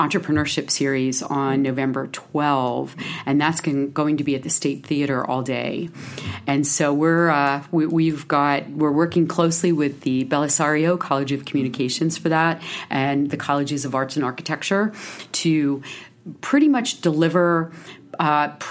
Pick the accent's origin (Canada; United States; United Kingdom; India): United States; Pennsylvania; moved away as an adult; also born or lived in Hermosa Beach, California; I grew up in Pennsylvania, and I was out west for almost 20 years